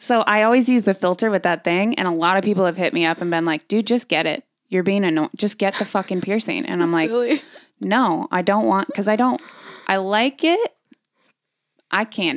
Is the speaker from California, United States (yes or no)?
yes; San Diego, California, United States; I'm from San Diego